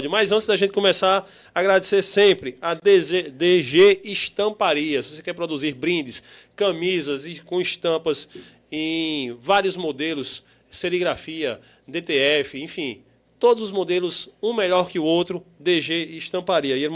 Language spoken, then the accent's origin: Portuguese; João Pessoa, Paraíba, Brazil; Sou de João Pessoa, do bairro de Jaguaribe. Ali do lado, aqui em Jaguaribe.